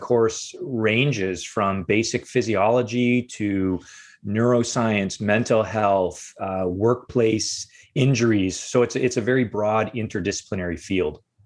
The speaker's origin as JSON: {"language": "English", "town": "Windsor", "region": "Ontario", "country": "Canada", "tie": "born or raised there", "said": "I grew up in Windsor, Ontario, which is the southernmost city in Canada"}